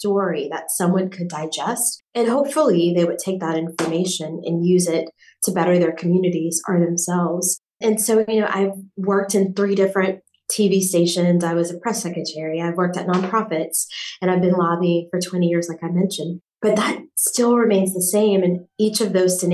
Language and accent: English; Southwest Louisiana, United States; I'm from Southwest Louisiana